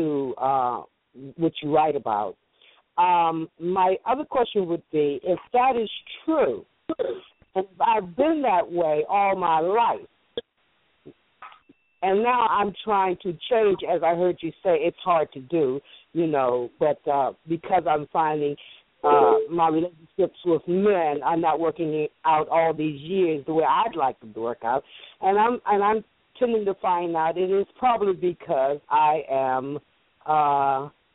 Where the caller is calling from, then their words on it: Maryland, United States; I'm calling from Maryland.